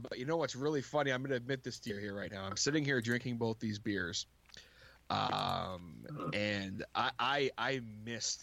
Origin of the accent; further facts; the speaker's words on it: Canada; I am Canadian